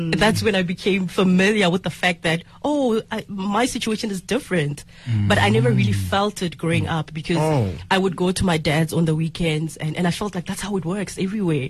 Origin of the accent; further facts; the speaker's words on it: Nkomo, outskirts of Tzaneen, Limpopo, South Africa; I come from Nkomo on the outskirts of Zinin